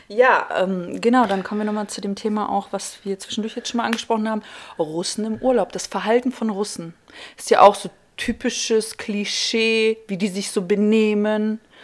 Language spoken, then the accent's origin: German; Kazakhstan; now in Germany; ich komme ursprünglich aus Kasachstan